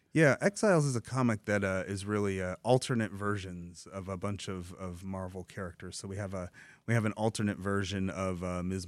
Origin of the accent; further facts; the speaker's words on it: Dearborn, Michigan, United States; I grew up in Dearborn, in the south end, uh, east end of Dearborn, in immigrant communities